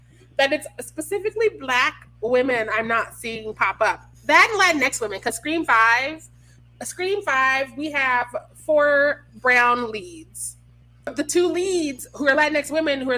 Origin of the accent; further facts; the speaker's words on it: Missouri, United States; I'm from Missouri.